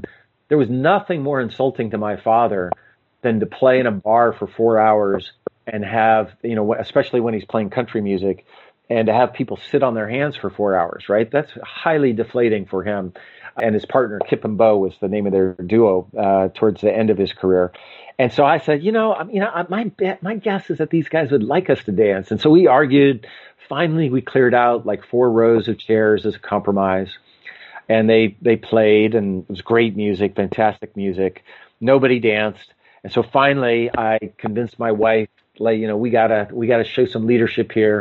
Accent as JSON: {"language": "English", "country": "United States", "also_born_or_lived": "Moscow", "said": "as an American"}